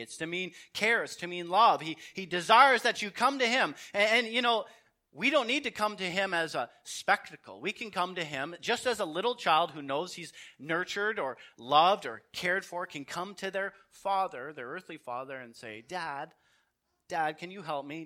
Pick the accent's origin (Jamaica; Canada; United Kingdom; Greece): Canada; I'm a Canadian